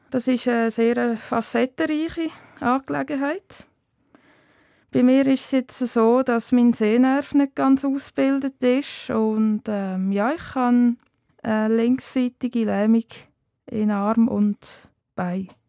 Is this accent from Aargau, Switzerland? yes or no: yes; Wettingen, Aargau, Switzerland; moved away as an adult; now in Zollikofen, Switzerland; aufgewachsen bin ich im Kanton Aargau, zu Wettigen und aktuell äh, wohne ich in Zollikofen bei Bern.